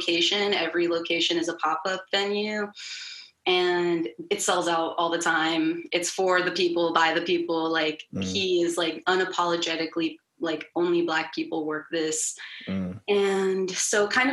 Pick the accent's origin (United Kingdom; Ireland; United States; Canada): United States; the South; I was raised in the South.